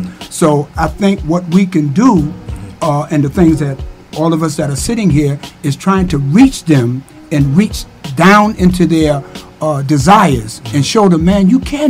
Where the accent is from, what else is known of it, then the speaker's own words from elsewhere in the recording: St. Louis, Missouri, United States; I'm from the Ville. I do what I have to do to survive.